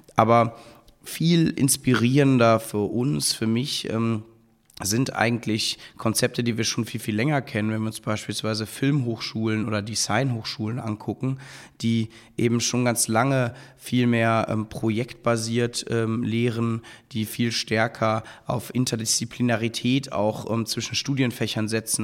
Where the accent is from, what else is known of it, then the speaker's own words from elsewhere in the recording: Cologne, North Rhine-Westphalia, Germany; moved away as an adult; now in Berlin, Germany; bin dann in meine Heimatstadt Köln an eine kleine Business School gegangen